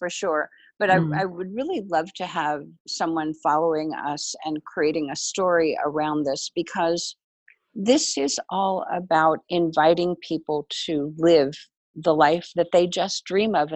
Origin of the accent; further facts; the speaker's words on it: Germany; moved away; I grew up in Germany